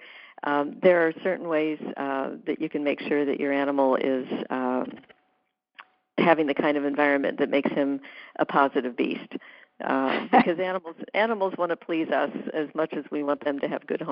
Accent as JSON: {"language": "English", "region": "the South", "country": "United States", "said": "I'm from the South"}